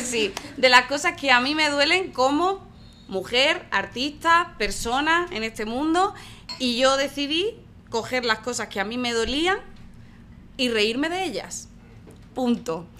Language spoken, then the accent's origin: Spanish; Málaga, Andalusia, Spain; no puedo ser más de Málaga